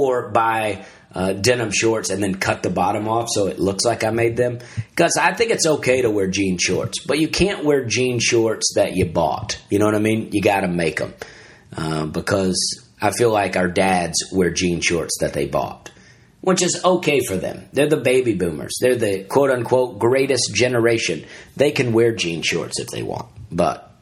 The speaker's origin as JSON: {"language": "English", "region": "Alabama", "country": "United States", "said": "I'm from Alabama"}